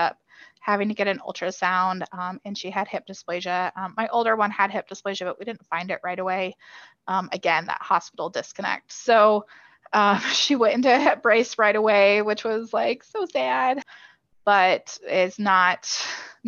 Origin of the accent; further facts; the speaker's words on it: Kansas City, United States; we're from Kansas City